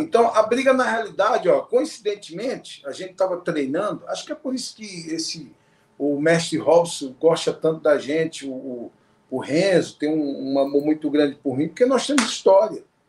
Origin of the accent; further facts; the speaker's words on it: Natal, Rio Grande do Norte, Brazil; now in Brasília, Brazil; Natal é minha origem, onde eu nasci